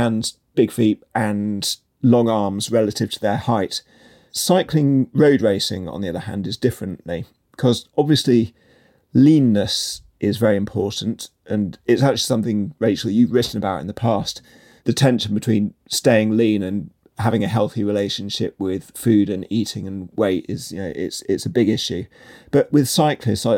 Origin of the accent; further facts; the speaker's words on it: United Kingdom; also born or lived in Japan; growing up in Britain